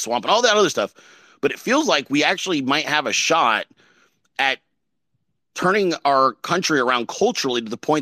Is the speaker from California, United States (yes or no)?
yes; California, United States; I'm from California